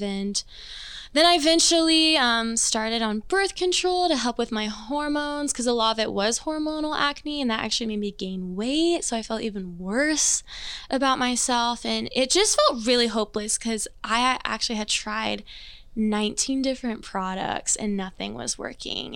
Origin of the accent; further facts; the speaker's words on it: Overland Park, Kansas, United States; also born or lived in Greensburg, Indiana; moved when I was two. Um, my dad actually got a youth pastor job out here in the suburbs of KC, so Overland Park area. So I've been raised in Overland Park my whole life.